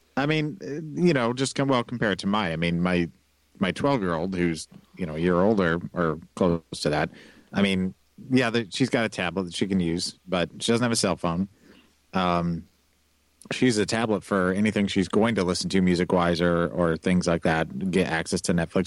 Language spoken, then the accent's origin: English; Kansas City, Missouri, United States; moved away; it's my hometown